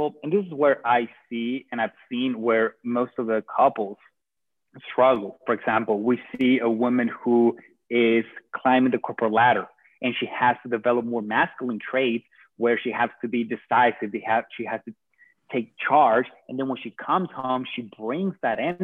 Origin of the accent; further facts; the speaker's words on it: Venezuela; moved away as an adult; now in United States; I am from Venezuela.